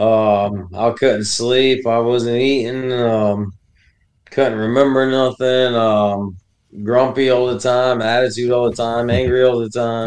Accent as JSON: {"language": "English", "region": "Florida", "country": "United States", "tie": "born or raised there", "also_born_or_lived": "Connecticut / Texas / Hawaii", "said": "grew up in Texas till I was nine, then Florida, and then, uh, was stationed in Hawaii, and then back to Florida"}